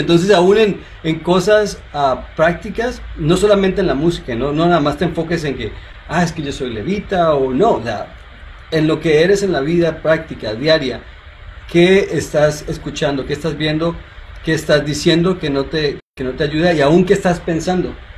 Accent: Colombia; soy colombiano

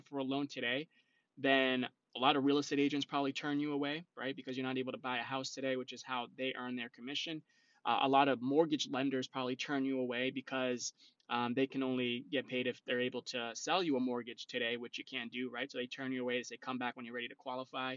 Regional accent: North Shore, Massachusetts, United States; I am originally from the North Shore, so I do help people out on the North Shore as well

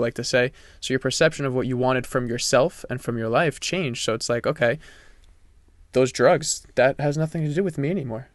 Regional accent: France; moved away; I'm from France

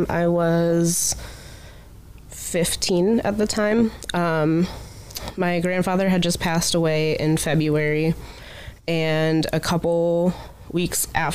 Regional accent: Akron, Ohio, United States; also born or lived in Findlay, Ohio; I'm from Akron originally

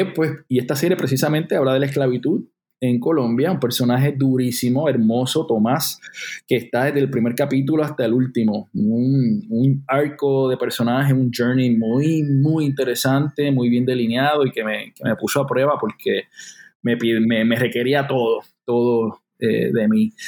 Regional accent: Loíza, Puerto Rico; yo soy un chamaco de Loíza, Loíza, Puerto Rico

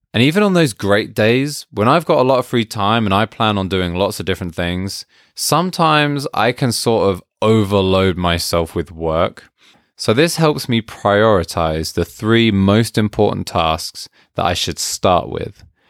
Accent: United Kingdom; being British

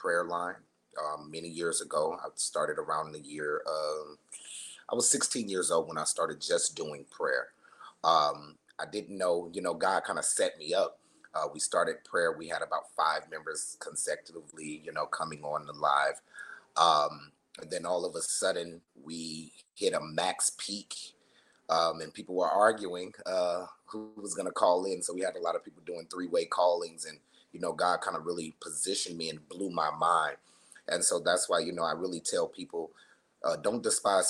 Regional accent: Las Vegas, Nevada, United States; I am a Las Vegas native. I was born and raised here in Las Vegas, Nevada

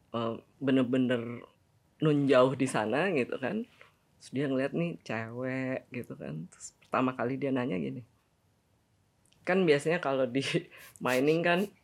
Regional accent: Bandung, West Java, Indonesia; also born or lived in Cirebon; dari Cirebon terus ke Bandung. Meskipun gue lahir di Bandung

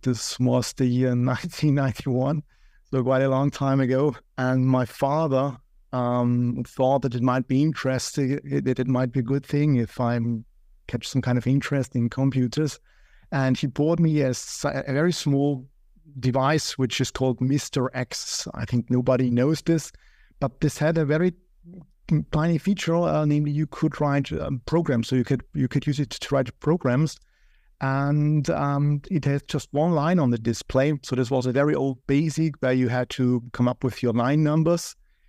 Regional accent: Austria; also born or lived in Vienna; I come from Austria

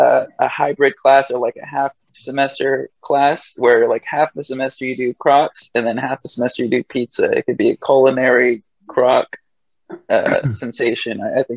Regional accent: Redlands, California, United States; also born or lived in San Diego, California; I'm from originally from Redlands, California. Well, San Diego, but Redlands, California

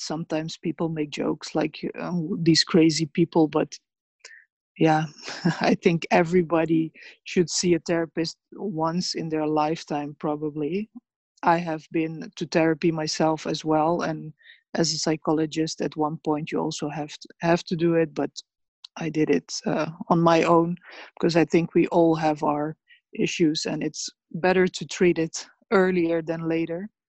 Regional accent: Sarajevo, Bosnia & Herzegovina; also born or lived in Rogatica, Bosnia and Herzegovina; now in Netherlands; I was born uh, in Bosnia, in Rogatica, uh, near the border with Serbia, but I grew up there and in Sarajevo

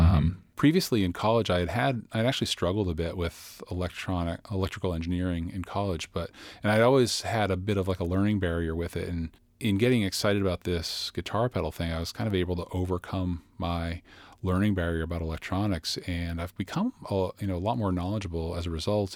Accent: Boston, Massachusetts, United States; I'm from the Boston area

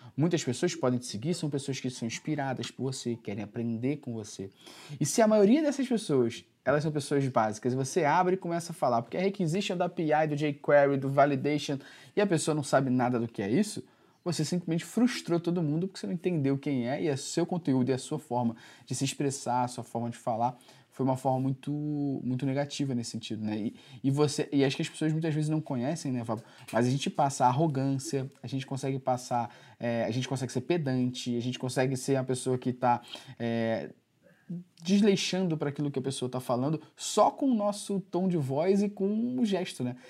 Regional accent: Rio de Janeiro, Brazil; eu sou do Rio

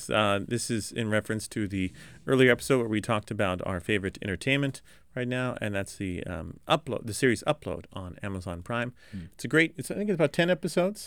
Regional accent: Los Angeles, California, United States; I'm from Los Angeles

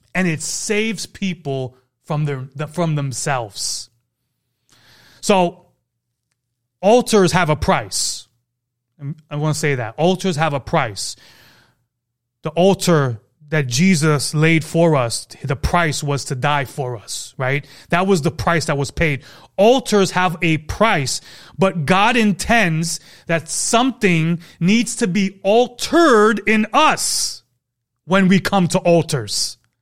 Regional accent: New York City, New York, United States; I'm from New York, Brooklyn

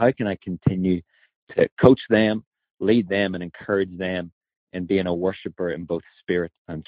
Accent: Ireland; now in United States; I'm actually originally from Ireland, but I'm currently a youth pastor in Louisiana in America.

